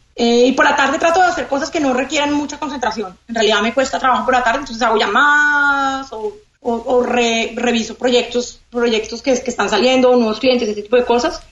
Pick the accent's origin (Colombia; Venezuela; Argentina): Colombia; moved away as an adult; now in Miami, United States; soy colombiana